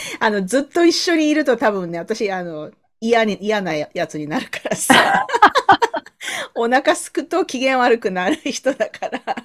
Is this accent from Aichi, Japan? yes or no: no; Sasebo, Nagasaki, Japan; moved away as an adult; now in Canada; 私も長崎なんですって言ったら、え、どちらですかって聞かれて、え、佐世保ですって言ったら